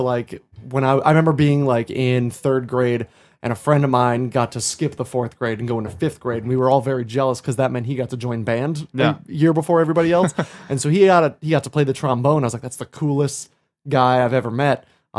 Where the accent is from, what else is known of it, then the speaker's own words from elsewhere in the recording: Bow, New Hampshire, United States; I grew up in Bow, New Hampshire, which is right outside of the theater mecca of Concord, New Hampshire.